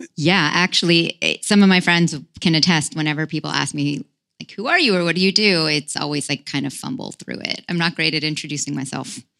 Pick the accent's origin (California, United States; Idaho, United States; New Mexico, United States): California, United States; Palo Alto; moved away; also born or lived in Los Altos Hills; I grew up actually in the Silicon Valley of all places